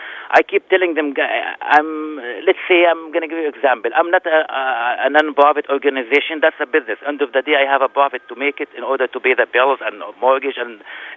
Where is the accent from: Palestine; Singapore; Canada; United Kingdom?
Palestine; Jerusalem; now in Minneapolis, United States; I am from Palestine.